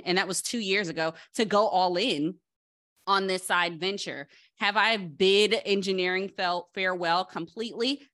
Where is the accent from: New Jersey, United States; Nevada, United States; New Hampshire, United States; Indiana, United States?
New Jersey, United States; Paterson; growing up in Patterson, New Jersey, that's really close to New York